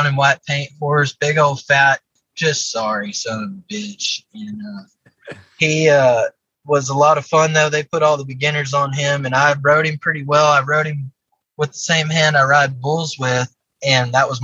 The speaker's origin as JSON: {"language": "English", "town": "Odessa", "region": "Texas", "country": "United States", "tie": "born or raised there", "said": "I grew up in Odessa, Texas, out in West Texas"}